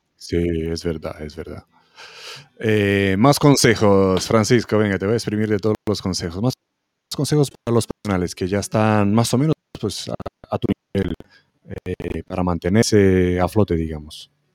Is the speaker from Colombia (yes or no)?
no; Romania; moved away; en Rumanía también, mi país de origen